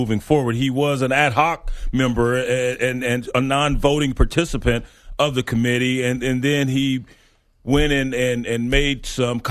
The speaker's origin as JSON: {"language": "English", "town": "New York City", "region": "New York", "country": "United States", "said": "I'm from Staten Island"}